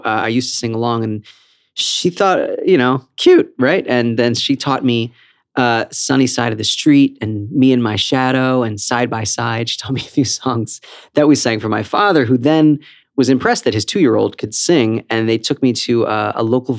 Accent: Philadelphia, Pennsylvania, United States; I was born at Einstein Hospital in Philadelphia.

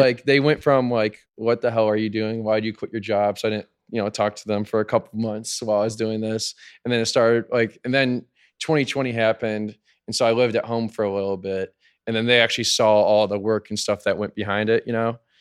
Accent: Chicago, Illinois, United States; moved away as an adult; now in Miami, United States; I'm from Chicago

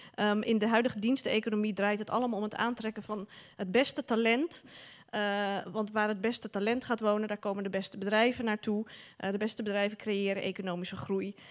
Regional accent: Amsterdam, North Holland, Netherlands; ik ben een geboren en getogen Amsterdammer

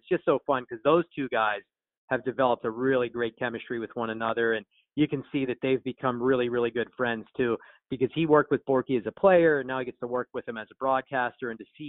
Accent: Pittsburgh, Pennsylvania, United States; born and raised in Pittsburgh

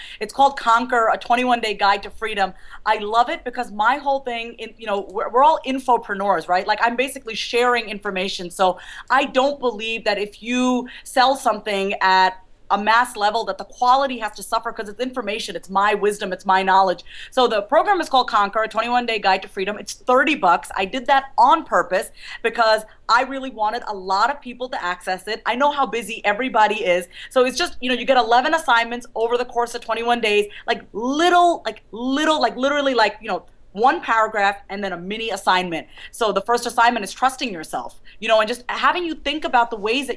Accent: New York, United States; now in Kansas, United States; I was born and raised in New York

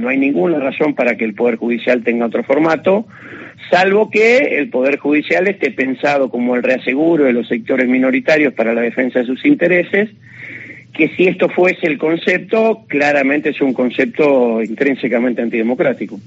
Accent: Argentina

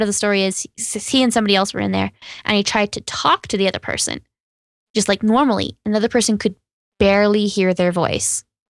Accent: Texas, United States; Yeah, I grew up in East Texas.

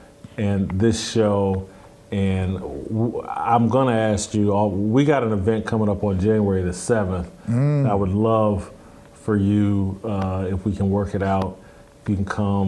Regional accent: Kansas City, Missouri, United States; I come from Kansas City, lived there for 16 years, and did a lot of different things.

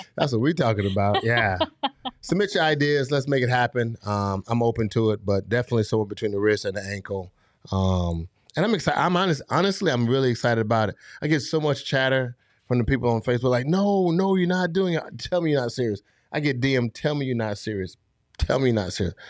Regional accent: Fort Lauderdale, Florida, United States; moved away; I grew up in Fall Lauderdale, Florida

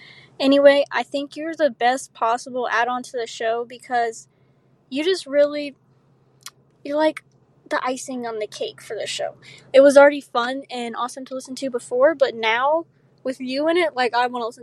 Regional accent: Louisiana, United States; Hi, guys. I'm from Louisiana

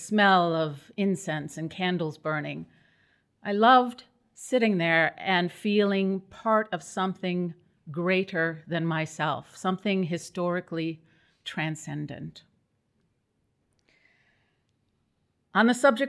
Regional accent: Midwest, United States; now in New England, United States; I was born in the Midwest and raised to be a good Catholic girl

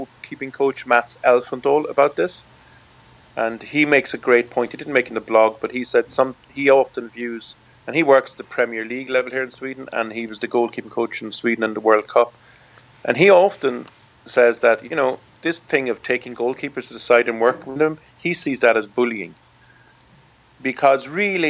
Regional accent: Ireland; I'm from Ireland. I've played Gaelic football since I'm 8.

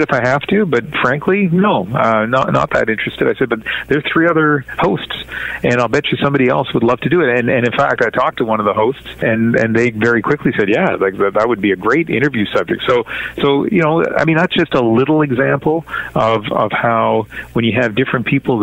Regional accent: Sackville, New Brunswick, Canada; also born or lived in Vancouver; now in Toronto, Canada; me growing up in New Brunswick, living in Vancouver for all these years

